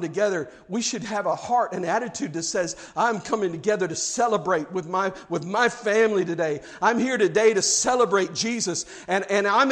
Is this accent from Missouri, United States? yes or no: yes; Kansas City, Missouri, United States; moved away; also born or lived in South Carolina; growing up in Kansas City, I'm a Chiefs fan.